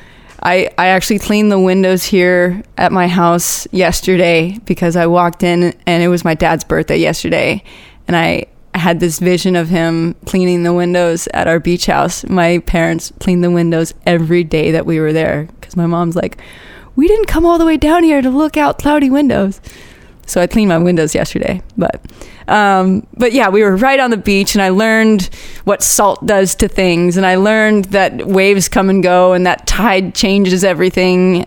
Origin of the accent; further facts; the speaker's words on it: Orlando, Florida, United States; moved away as an adult; now in Hawaii, United States; I grew up in Orlando